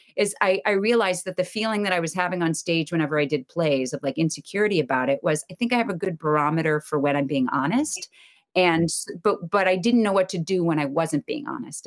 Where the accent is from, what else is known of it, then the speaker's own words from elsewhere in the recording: outside of Boston, Massachusetts, United States; I grew up outside of Boston